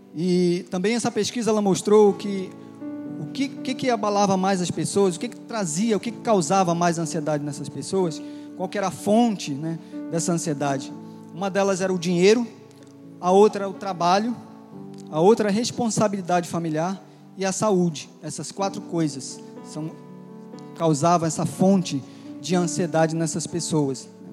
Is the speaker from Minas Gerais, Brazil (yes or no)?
yes; Barbacena, Minas Gerais, Brazil; moved away; Quando eu era pequeno lá em Barbacena